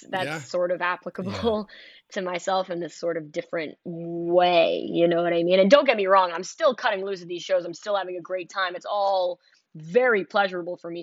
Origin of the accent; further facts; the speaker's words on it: New York City, New York, United States; I'm from Manhattan